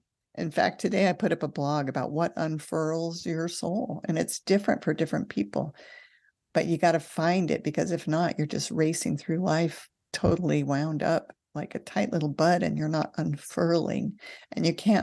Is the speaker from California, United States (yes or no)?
yes; California, United States; I hate to say this, but I grew up in California, and moving to Nevada is a desert.